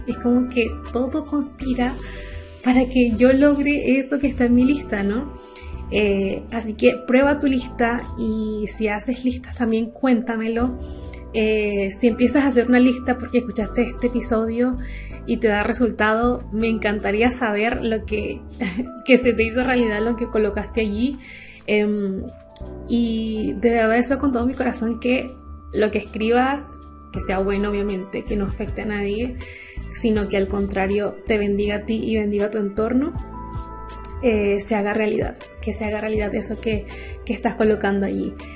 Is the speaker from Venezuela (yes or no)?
yes; Venezuela; moved away; soy venezolana. Cuando vivía en Venezuela y estaba chica